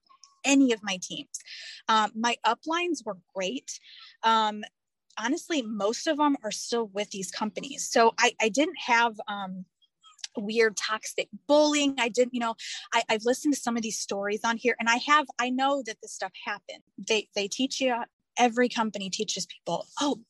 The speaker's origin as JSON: {"language": "English", "region": "Indiana", "country": "United States", "moved": "yes", "lives_now": "Alabama, United States", "said": "I live in Alabama now. I'm originally from Indiana"}